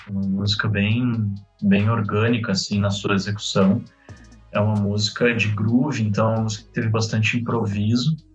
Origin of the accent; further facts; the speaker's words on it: Porto Alegre, Rio Grande do Sul, Brazil; now in São Paulo, Brazil; a gente vem de Porto Alegre, é uma cidade que tipo, tem 10% do tamanho de São Paulo.